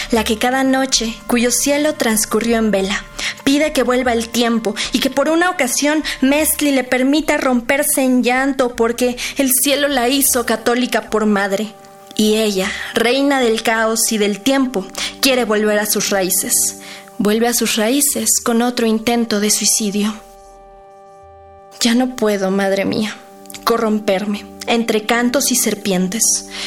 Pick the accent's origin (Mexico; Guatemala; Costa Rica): Mexico; Hidalgo; tengo 20 años, vengo de la Huasteca hidalguense.